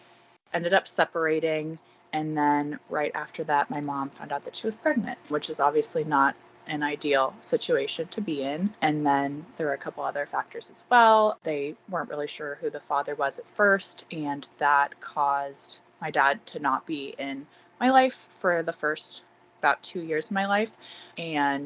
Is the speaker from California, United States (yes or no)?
yes; Bay Area, California, United States; I grew up in the Bay Area in California.